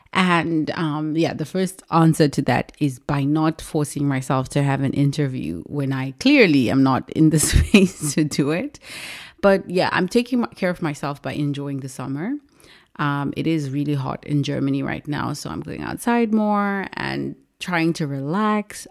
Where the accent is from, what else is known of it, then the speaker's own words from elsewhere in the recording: Zimbabwe; moved away as an adult; I was born and raised in Zimbabwe. I left Zimbabwe when I was twenty years old.